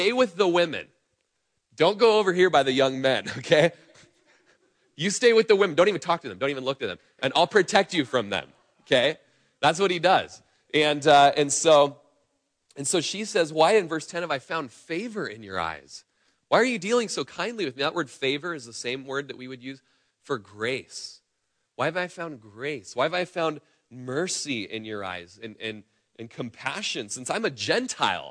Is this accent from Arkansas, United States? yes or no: no; Klamath Falls, Oregon, United States; we grew up in Klamath Falls together. We were in nursery together in church growing up.